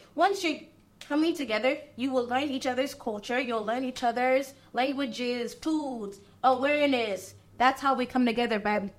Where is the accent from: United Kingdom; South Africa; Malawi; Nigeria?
Nigeria; now in United States; They don't see that I'm Nigerian. They don't see that I was born in Nigeria.